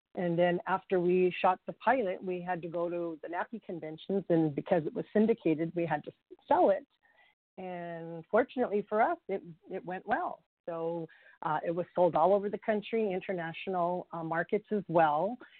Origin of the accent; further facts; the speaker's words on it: California, United States; also born or lived in Hawaii / Chavez Ravine, Los Angeles; I am born and raised in California. I'm a native Californian